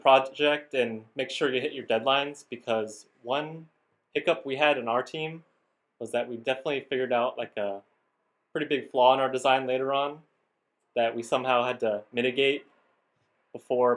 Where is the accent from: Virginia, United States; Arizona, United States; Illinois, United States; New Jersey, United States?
Virginia, United States; Centreville; I live in Centerville, so it's definitely really close. I've pretty much lived in the area all my life